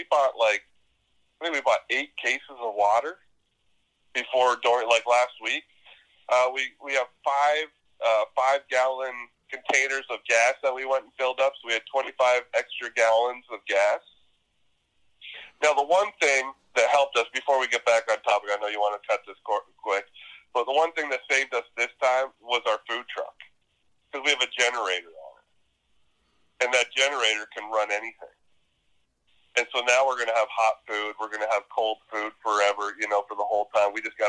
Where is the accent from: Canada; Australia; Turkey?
Canada; also born or lived in Kansas, United States; now in Florida, United States; I think growing up in Canada is part of it.